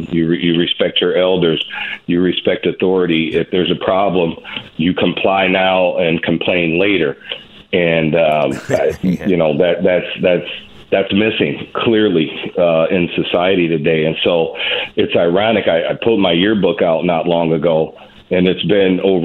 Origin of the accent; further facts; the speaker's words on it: Detroit, Michigan, United States; now in St. Cloud, United States; I grew up in Detroit, Michigan, in one of the most violent precincts in the most violent city at the time